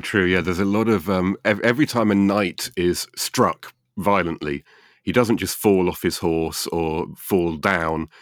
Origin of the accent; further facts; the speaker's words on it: United Kingdom; Being British